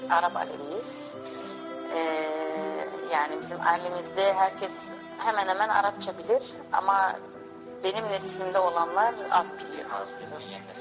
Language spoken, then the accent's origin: Turkish; Hengelo, Overijssel, Netherlands; born there; now in Amsterdam, Netherlands; Ee, ben Hengelo'da doğdum. Ee, sonra Amsterdam'a yerleştim.